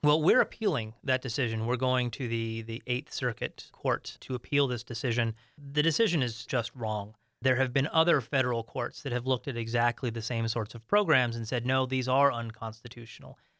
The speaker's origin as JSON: {"language": "English", "region": "Arizona", "country": "United States", "tie": "born or raised there", "said": "my home state, Arizona"}